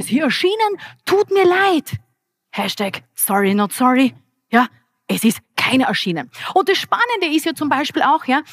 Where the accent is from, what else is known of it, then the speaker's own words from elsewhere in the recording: Graz, Styria, Austria; Ich bin eine Grazerin und hier in Graz geboren